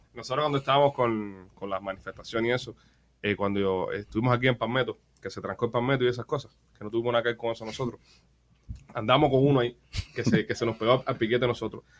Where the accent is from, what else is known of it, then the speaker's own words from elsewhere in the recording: Cuba; a los cubanos nos llegó más